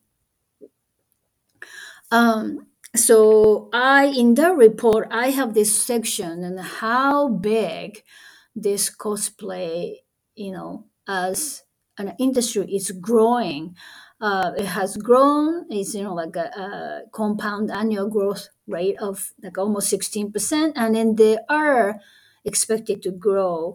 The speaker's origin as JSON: {"language": "English", "country": "Japan", "second_language": "English", "said": "I'm a Japanese anyway, so English is my second language"}